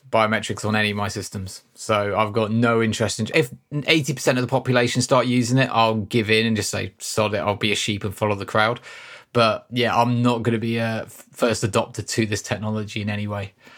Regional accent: United Kingdom; we're British

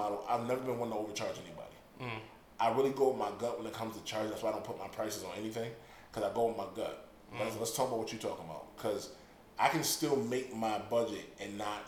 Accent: Hartford, Connecticut, United States; moved away; I'm from North End, Bloomfield, around that area

